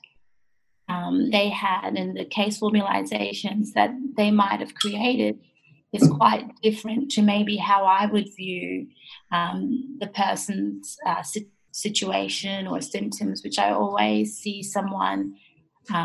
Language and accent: English; Australia; also born or lived in Japan; I was born in Japan and I lived there until I was 8 years old. And then I came to Australia